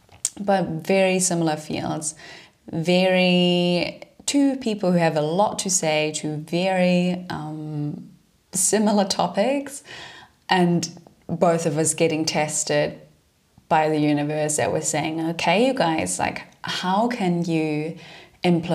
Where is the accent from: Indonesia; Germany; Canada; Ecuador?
Germany; moved away as an adult; also born or lived in London; I'm originally from Germany